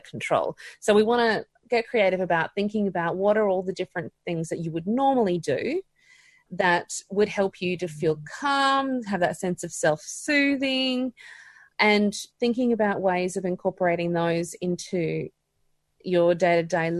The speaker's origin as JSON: {"language": "English", "region": "Queensland", "country": "Australia", "said": "I'm a Queenslander"}